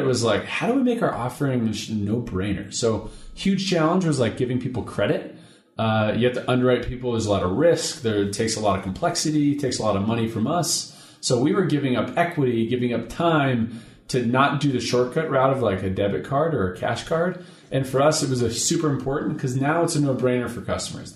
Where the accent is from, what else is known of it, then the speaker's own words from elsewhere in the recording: Seattle, Washington, United States; moved away as an adult; now in Salt Lake City, United States; I'm from Seattle. Moved to Salt Lake about 3.5 years ago